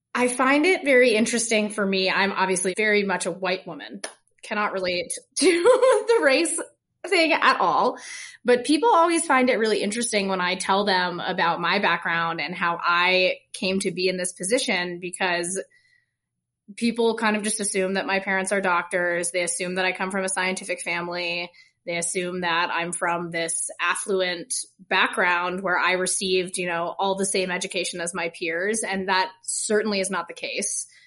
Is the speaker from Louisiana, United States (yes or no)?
no; Vermont, United States; also born or lived in Colorado; now in Utah, United States; I'm from Vermont